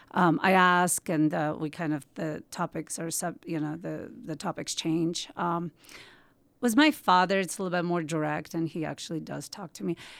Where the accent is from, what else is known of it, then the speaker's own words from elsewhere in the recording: Georgia; also born or lived in Moscow, Russia; now in United States; I was born in Georgia, but I spent, I kind of grew up between Moscow and Georgia